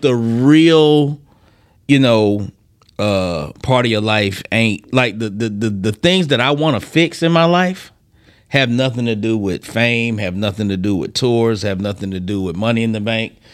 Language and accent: English; Decatur, Georgia, United States; also born or lived in Philadelphia, Pennsylvania; born in Philadelphia, raised in Decatur, Georgia